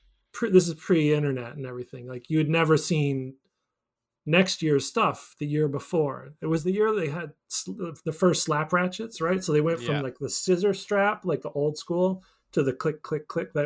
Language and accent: English; Newfoundland and Labrador, Canada; now in Vermont, United States; I grew up in Newfoundland